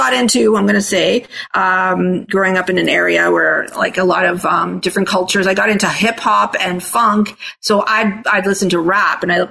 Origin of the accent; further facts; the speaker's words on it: Toronto, Ontario, Canada; first language Italian; English is a second language; also born or lived in Australia; I actually was born in Australia. They had me, they had got married there, had me moved to Canada, Toronto specifically